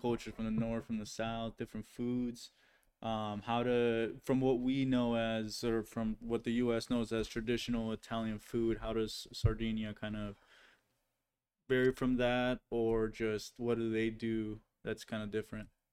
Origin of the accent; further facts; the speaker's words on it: Guatemala; moved away; also born or lived in Hawaii, United States; I'm from Guatemala